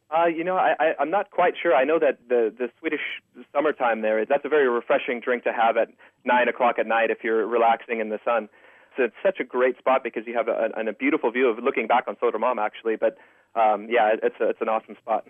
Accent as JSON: {"language": "English", "country": "United States", "moved": "yes", "lives_now": "Stockholm, Sweden", "said": "being an American"}